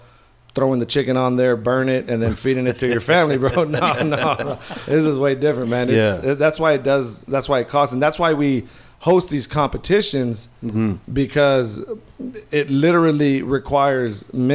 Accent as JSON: {"language": "English", "town": "Odessa", "region": "Texas", "country": "United States", "tie": "born or raised there", "said": "I grew up in what I would consider West Texas. I'm from Odessa."}